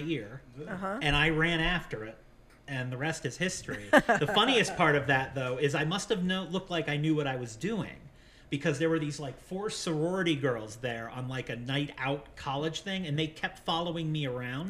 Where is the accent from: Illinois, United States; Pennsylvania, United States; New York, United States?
Pennsylvania, United States; Western; I grew up in Western Pennsylvania, and my town was extremely involved in the Underground Railroad.